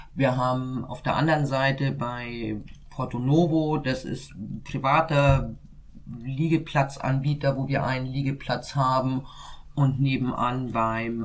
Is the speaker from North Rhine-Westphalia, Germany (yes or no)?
no; Bavaria, Germany; now in Hamburg, Germany; Ich bin gebürtig in Bayern